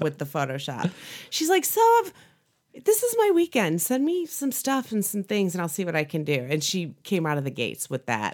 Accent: Chicago, Illinois, United States; I grew up in the Chicagoland area

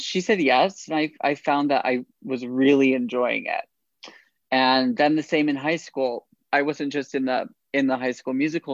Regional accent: upstate New York, United States; moved away as an adult; now in New York City, United States; I'm from upstate New York originally

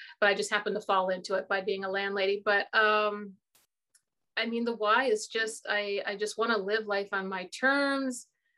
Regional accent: Newfoundland and Labrador, Canada; moved away; also born or lived in Ontario; here in Canada, we have a province, Newfoundland and Labrador. Okay. And when I tell people I was born and raised in Newfoundland, they're just like, well, you don't have a Newfoundland accent. And that's because when I came to the mainland, that's what we call Ontario.

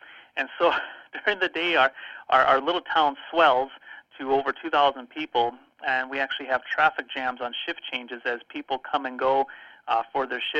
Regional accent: Bottineau, North Dakota, United States; I grew up actually in North Dakota. I grew up about 10 miles from Canada, up in a tiny town called Botno. And it's right in the middle of the state.

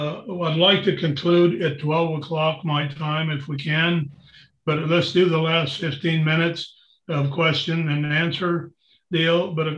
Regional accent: United States; I'm a sovereign because I'm an American.

